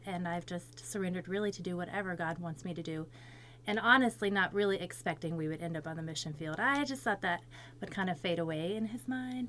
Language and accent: English; Florida, United States; moved away as an adult; also born or lived in Alabama / Magadan, Russia; now in Russia; I was born in Alabama, but I was raised in Florida.